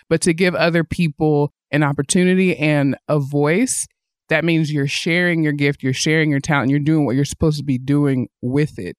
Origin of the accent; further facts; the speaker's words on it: Athens, Tennessee, United States; moved away as an adult; also born or lived in Nashville, Tennessee; now in Northwest Arkansas, United States; I grew up in the South